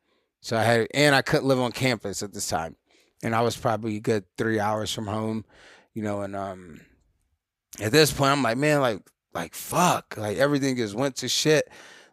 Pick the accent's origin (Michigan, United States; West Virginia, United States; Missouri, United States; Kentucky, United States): Missouri, United States; St. Louis; So yeah, St. Louis, Missouri was there pretty much all the way up until college